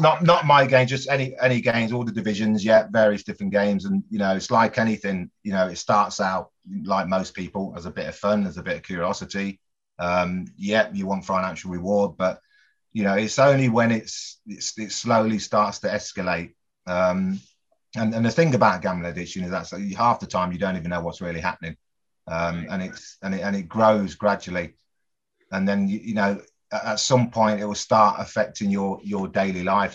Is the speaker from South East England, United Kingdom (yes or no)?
no; Coventry, West Midlands, United Kingdom; also born or lived in Bristol; family and friends back home in my hometown of Coventry